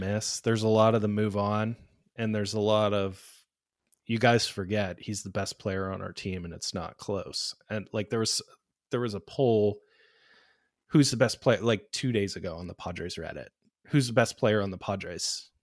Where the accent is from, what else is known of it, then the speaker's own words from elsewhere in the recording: Pittsburgh, Pennsylvania, United States; moved away; I'm originally from Pittsburgh